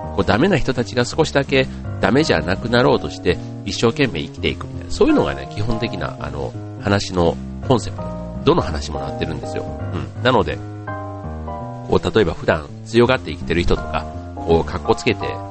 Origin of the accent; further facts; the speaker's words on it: Osaka, Japan; 出身が大阪